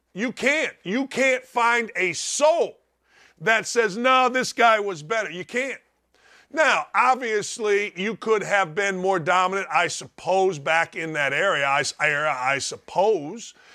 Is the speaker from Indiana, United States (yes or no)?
yes; Gary, Indiana, United States; also born or lived in Chicago; I grew up in Gary, Indiana